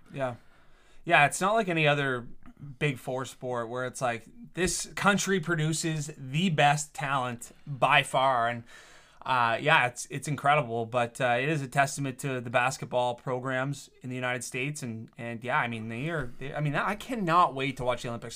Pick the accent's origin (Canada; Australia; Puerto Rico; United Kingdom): Canada